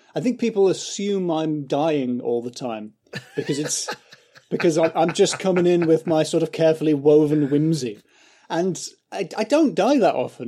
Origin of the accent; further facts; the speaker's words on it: County Durham, North East England, United Kingdom; moved away as an adult; now in London, United Kingdom; I grew up in County Durham